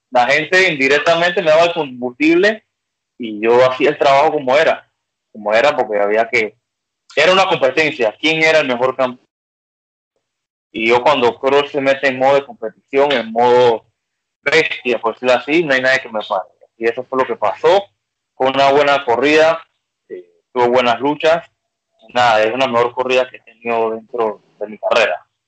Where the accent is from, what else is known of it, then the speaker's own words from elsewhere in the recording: Panama; como decimos en Panamá